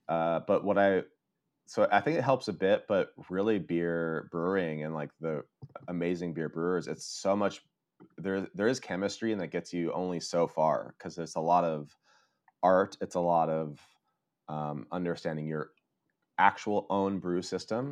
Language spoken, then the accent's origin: English; Colorado, United States; moved away as an adult; now in Oslo, Norway; I'm originally from uh, Colorado